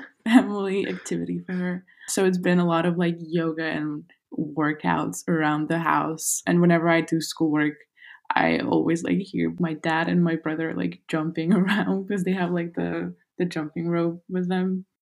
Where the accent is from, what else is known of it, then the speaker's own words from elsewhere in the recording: Kazakhstan; moved away as an adult; also born or lived in Los Angeles, United States; my hometown